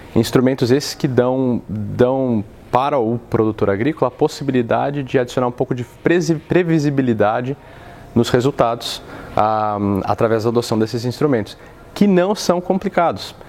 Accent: Brazil; moved away as an adult; now in Chicago, United States; eu sou brasileiro, uh, vim para cá há alguns anos

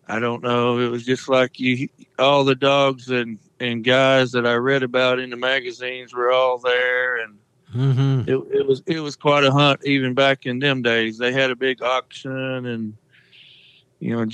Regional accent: Sikeston, Missouri, United States; I've lived here all my life.

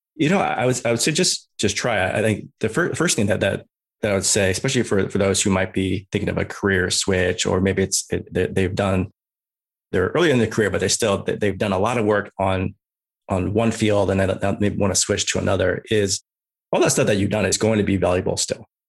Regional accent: Bay Area, California, United States; also born or lived in Chicago; originally from Chicago, but, uh, moved out to, to California, to the Bay Area.

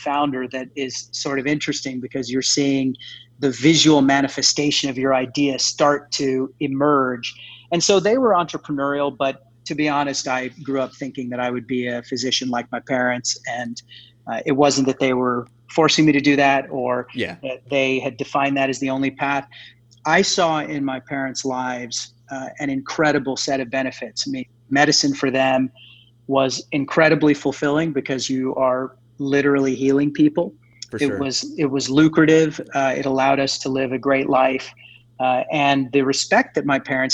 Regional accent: Odessa, Texas, United States; moved away as an adult; also born or lived in Philadelphia, Pennsylvania / Stanford, California; they decided to move to a very unconventional place, which ended up being where I spent my entire childhood, and that is Odessa, Texas

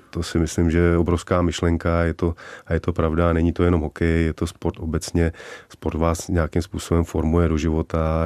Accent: Czechia; also born or lived in Vancouver, Canada / United States; Já jsem, já jsem Čech se vším coulem, a to tady mám u nás rád

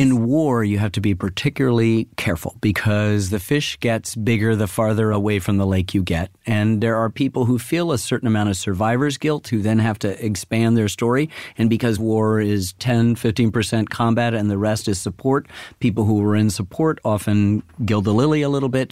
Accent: Ann Arbor, Michigan, United States; I grew up in Ann Arbor, Michigan

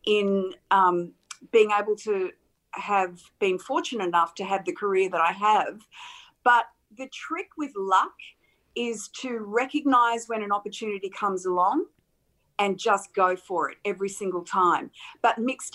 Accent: Campbelltown, New South Wales, Australia; growing up in Campbelltown, I lived such a small, sheltered life

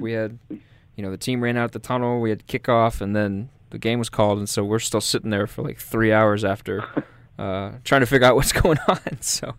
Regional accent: Oklahoma, United States; moved away; I'm from Oklahoma, so I went to school at OU.

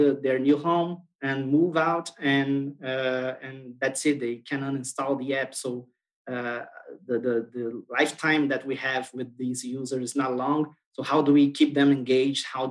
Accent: Brazil; I'm from Brazil.

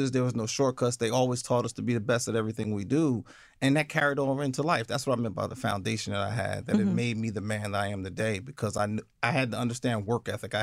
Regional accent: East Orange, New Jersey, United States; I grew up in East Orange

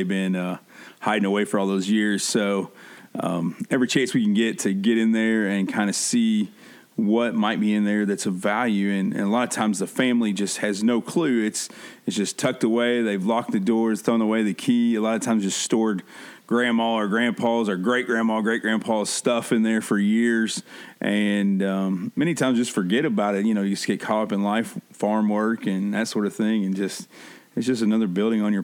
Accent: Midwest, United States; We grew up here in the Midwest

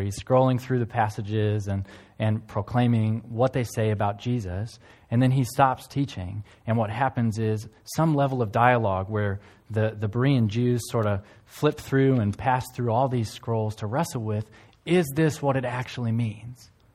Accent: United States; now in One Tree Hill, New Zealand; I'm from South Canada, uh, or the United States

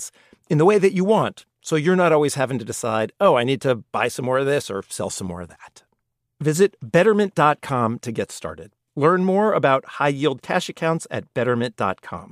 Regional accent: California, United States; I'm from California

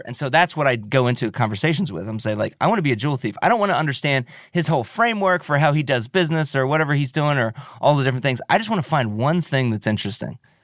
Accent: Milford, United States; I grew up in Milford. I grew up out on the east side of town

